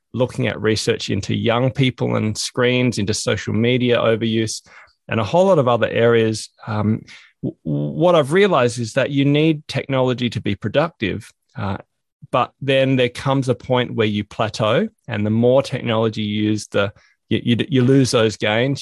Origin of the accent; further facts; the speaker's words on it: Australia; also born or lived in Hobart, Tasmania; I'm from Australia